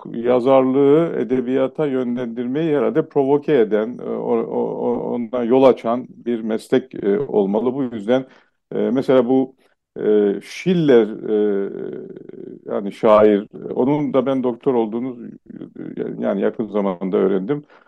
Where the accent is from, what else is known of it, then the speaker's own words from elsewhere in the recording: Eastern Black Sea, Turkey; first language Laz; Turkish is a second language; ben Doğu Karadenizliyim